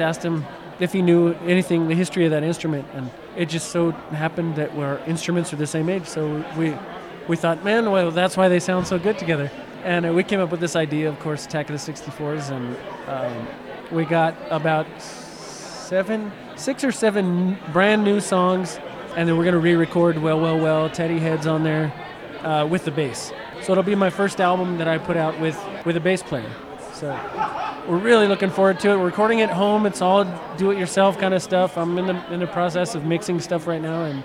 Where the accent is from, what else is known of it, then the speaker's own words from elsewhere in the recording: New Mexico, United States; I grew up here in New Mexico my whole life